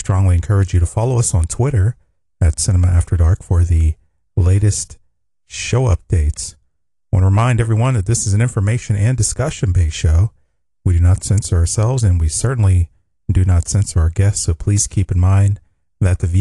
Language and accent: English; Pittsburgh, Pennsylvania, United States; I'm from Pittsburgh